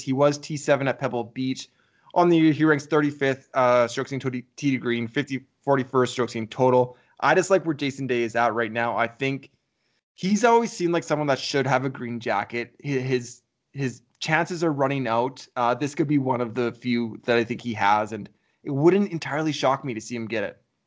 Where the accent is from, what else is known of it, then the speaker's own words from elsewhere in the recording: Canada; we're from Canada